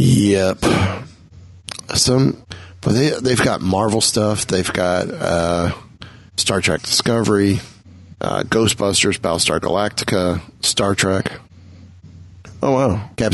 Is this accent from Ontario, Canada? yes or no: no; Vancouver, British Columbia, Canada; I love my hometown of Vancouver and our obscenely gifted crew.